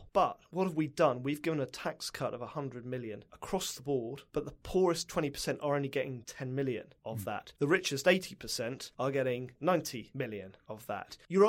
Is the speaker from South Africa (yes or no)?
no; United Kingdom; now in United States; One of the huge irritations you have as a Brit in America